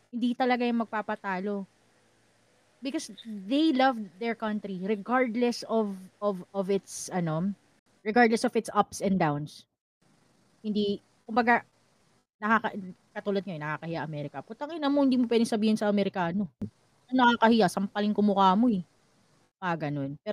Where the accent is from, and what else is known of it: Philippines